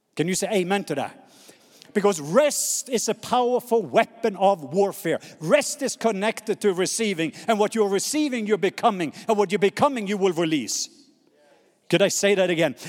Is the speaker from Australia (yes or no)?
no; Norway; accent: Norwegian; English is a second language; moved away; my Norwegian accent